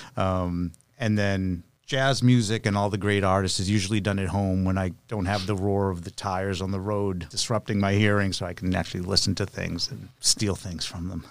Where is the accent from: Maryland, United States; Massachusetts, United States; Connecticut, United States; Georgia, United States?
Massachusetts, United States; Lowell; now in Nashville, United States; I'm from Lowell, so it was a good central location